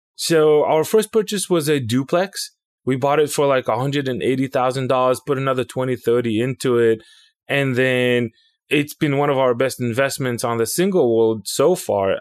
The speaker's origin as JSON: {"language": "English", "country": "Israel", "tie": "born or raised there", "moved": "as an adult", "lives_now": "United States", "said": "I was born and raised in Israel. I came to the United States somewhere in oh seven"}